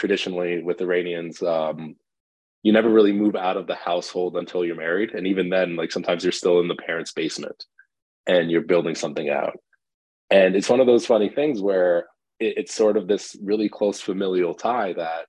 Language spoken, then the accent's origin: English; Canada; also born or lived in Iran; I grew up partially in Canada, partially in Iran, back in Canada.